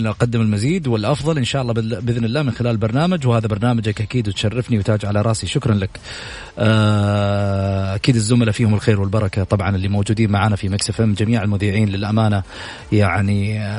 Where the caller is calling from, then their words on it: Jeddah, Makkah Province, Saudi Arabia; من جده